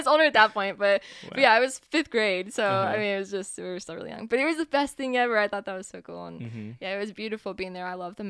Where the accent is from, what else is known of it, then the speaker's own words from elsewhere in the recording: Texas, United States; also born or lived in Colorado / Mexico; now in Kansas City, United States; So I was born here. I moved around a lot. So I was here until, I was 6 and then moved to Texas, and I was in Texas for a really long time, and then Colorado, and then Mexico for a little while, and back here.